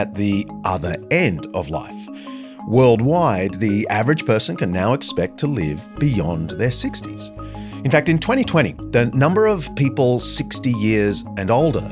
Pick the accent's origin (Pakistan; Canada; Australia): Australia; In my home country of Australia